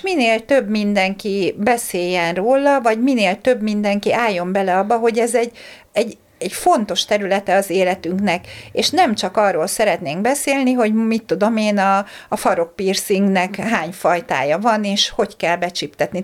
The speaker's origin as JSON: {"language": "Hungarian", "country": "Hungary", "also_born_or_lived": "Slovakia", "moved": "as an adult", "said": "Magyarországról mentem Szlovákiába egyetemre"}